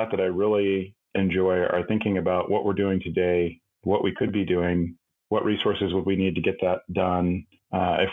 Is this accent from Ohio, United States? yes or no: no; Southwest Washington, United States; So I grew up in Southwest Washington, the same town that Renee worked at the college there.